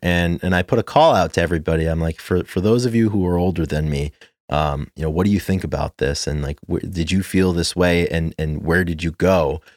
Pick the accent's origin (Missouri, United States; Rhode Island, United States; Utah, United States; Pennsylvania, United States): Rhode Island, United States; Providence; in Providence in my hometown